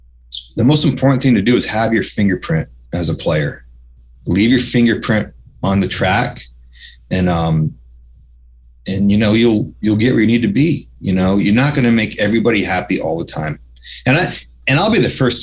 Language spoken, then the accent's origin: English; New York, United States; moved away; I was this kid from New York